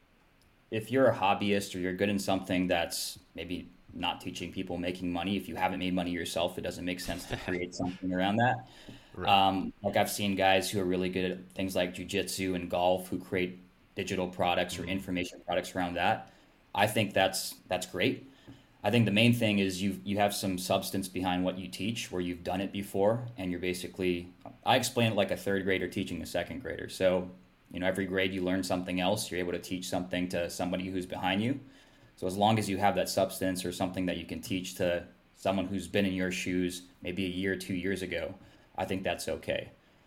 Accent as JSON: {"language": "English", "region": "Hawaii", "country": "United States", "moved": "as an adult", "lives_now": "Seattle, United States", "said": "so I've lived in Seattle the last 10 years or so. So West Coast. I'm originally from Hawaii. Went to college up here and then just ended up staying after."}